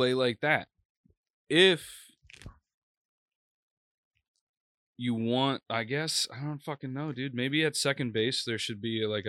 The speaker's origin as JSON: {"language": "English", "area": "Long Island", "region": "New York", "country": "United States", "tie": "born or raised there", "said": "I grew up on Long Island"}